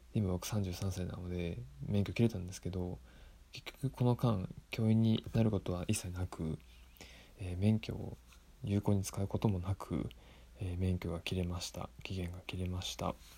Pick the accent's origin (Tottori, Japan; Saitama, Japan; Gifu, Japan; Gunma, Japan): Tottori, Japan; 生まれてから今まで生まれてから、えー、ずっと鳥取県で育っている留学経験はなし